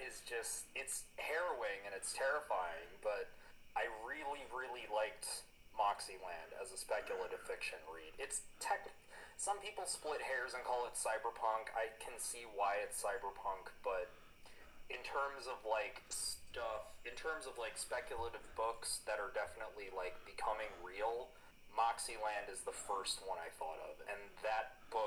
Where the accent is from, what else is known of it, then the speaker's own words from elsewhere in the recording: United States; as an American